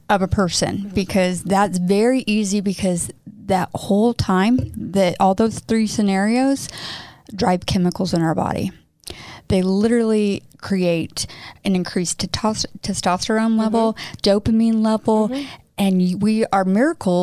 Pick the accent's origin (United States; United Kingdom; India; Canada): United States; Midwest; moved away as an adult; I grew up in the Midwest too